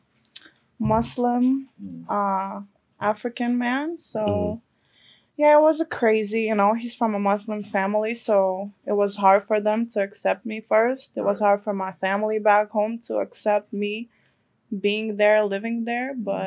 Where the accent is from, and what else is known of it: Russia; moved away as an adult; now in New York, United States